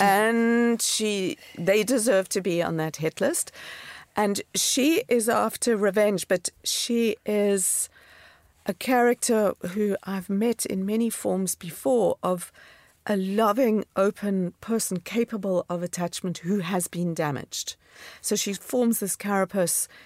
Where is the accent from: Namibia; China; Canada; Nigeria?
Namibia; moved away as an adult; also born or lived in Cape Town, South Africa / New York, United States; now in London, United Kingdom; growing up in Namibia, which is desert and semi-desert